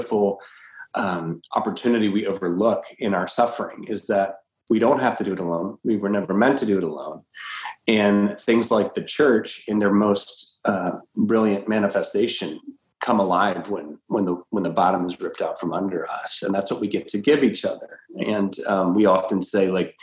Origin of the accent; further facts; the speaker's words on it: the South, United States; moved away; we're from the South originally